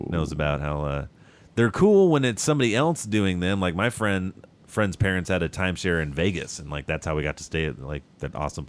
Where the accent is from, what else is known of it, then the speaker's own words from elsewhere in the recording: Rosarito, Baja California, Mexico; I come from Rosarito and stuff where they had like tacos on like little, you know, carts on bicycles and stuff.